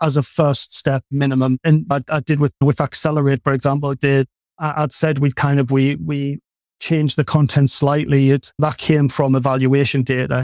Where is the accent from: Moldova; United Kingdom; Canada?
United Kingdom; North East England; you can probably tell from the accent, I'm from the Northeast